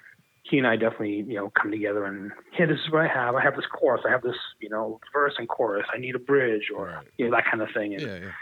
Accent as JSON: {"language": "English", "town": "Medford", "region": "Massachusetts", "country": "United States", "tie": "born or raised there", "said": "I grew up in Medford. Okay. Medford, Mass."}